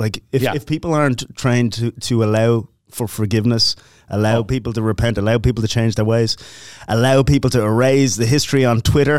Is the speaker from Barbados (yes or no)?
no; Dublin, Leinster, Ireland